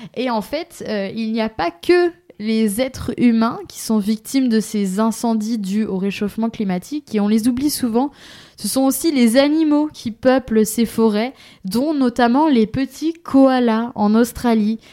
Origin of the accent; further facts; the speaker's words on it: Pays de la Loire, France; moved away; je viens du Maine-et-Loire